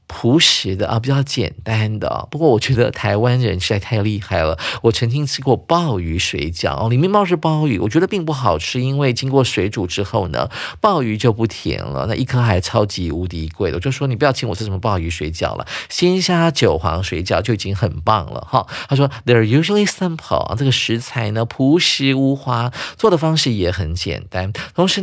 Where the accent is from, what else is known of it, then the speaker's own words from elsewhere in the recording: China; 不会像我们中国人是拿来单吃的啊